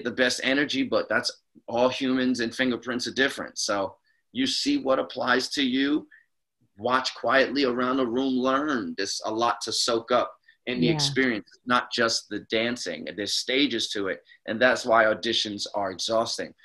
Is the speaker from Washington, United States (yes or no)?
no; New York City, New York, United States; I'm from the Bronx, New York